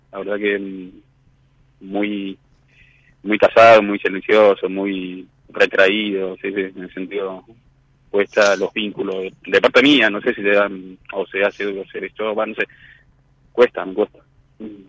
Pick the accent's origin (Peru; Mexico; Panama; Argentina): Argentina; Mar del Plata, Buenos Aires Province; moved away as an adult; now in La Plata, Argentina; soy de Madre de Plata y me vine hace siete años acá en La Plata